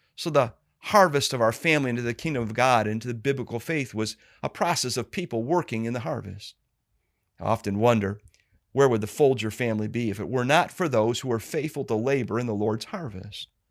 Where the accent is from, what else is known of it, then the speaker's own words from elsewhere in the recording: Cleveland, Ohio, United States; I was born and raised here in Cleveland, Ohio.